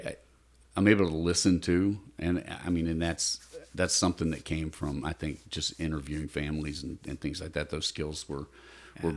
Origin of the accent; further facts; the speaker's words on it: the South, United States; I was raised in the South